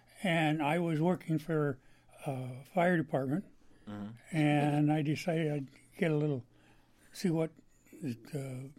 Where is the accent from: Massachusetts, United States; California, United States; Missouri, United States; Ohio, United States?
California, United States; Sacramento Valley; moved away as an adult; now in Oregon, United States; I grew up in Sacramento Valley.